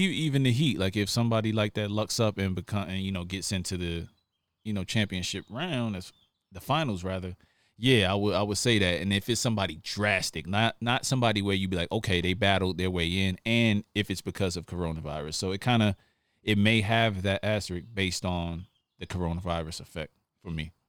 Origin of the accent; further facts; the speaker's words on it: New York, United States; I come from New York, we both not street dudes, but we grew up in some tough environments